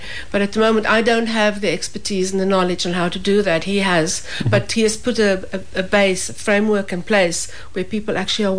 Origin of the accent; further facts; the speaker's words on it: South Africa; now in Millstreet, Ireland; I'm originally from South Africa